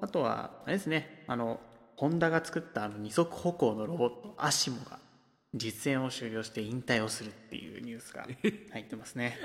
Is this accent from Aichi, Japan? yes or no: no; Hiroshima, Japan; 私たちの地元、広島の辺りから